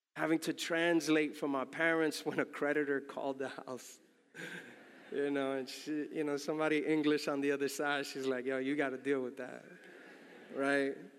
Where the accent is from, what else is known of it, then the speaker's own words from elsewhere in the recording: New York City, New York, United States; my native tongue, the N Y C tongue